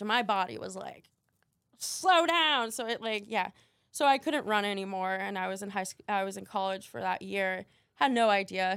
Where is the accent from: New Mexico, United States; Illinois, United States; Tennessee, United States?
New Mexico, United States; Albuquerque; now in Miami, United States; I live in Miami, but I was born in Albuquerque, New Mexico